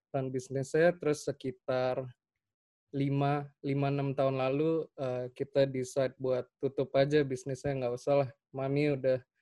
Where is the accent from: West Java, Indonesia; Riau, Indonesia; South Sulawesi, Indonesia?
South Sulawesi, Indonesia; Makassar; also born or lived in Salatiga; now in Jakarta, Indonesia; gue dari Salatiga, gedenya tapi di Makassar.